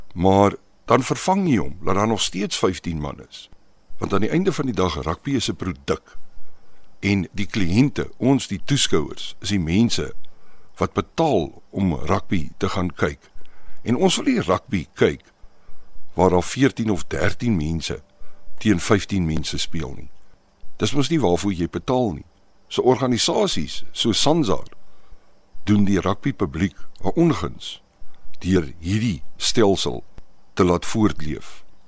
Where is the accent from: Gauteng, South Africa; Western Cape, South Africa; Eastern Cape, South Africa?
Gauteng, South Africa; Pretoria; moved away; also born or lived in Paarl; Ek is op Mamelodi gebore